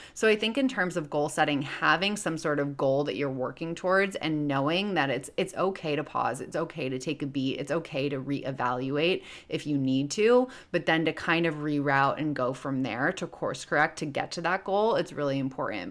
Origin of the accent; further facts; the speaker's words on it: Chicago, Illinois, United States; now in Los Angeles, United States; I live in L A, but I'm originally from Chicago